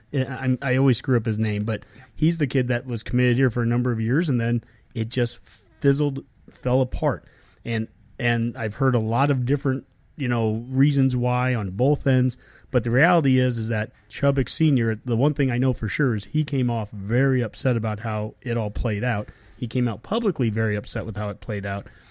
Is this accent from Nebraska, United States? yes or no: yes; Columbus, Nebraska, United States; we're from Columbus